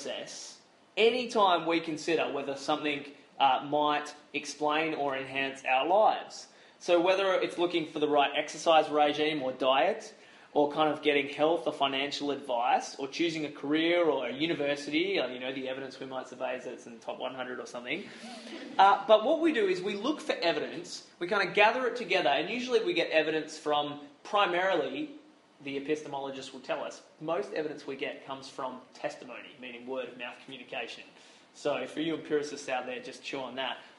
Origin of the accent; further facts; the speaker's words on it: Australia; as an Aussie Christian